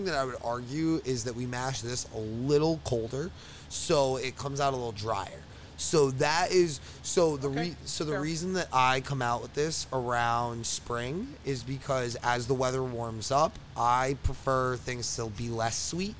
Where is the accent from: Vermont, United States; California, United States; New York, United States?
New York, United States; Long Island; moved away as an adult; I'm from Long Island.